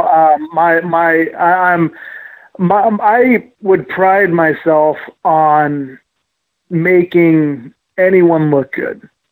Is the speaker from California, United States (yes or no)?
yes; California, United States; we're we're Cali kids. I came from California